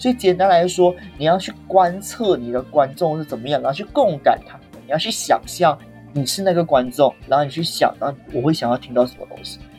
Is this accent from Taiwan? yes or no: yes; Taiwan; 对不起，我们是台湾人。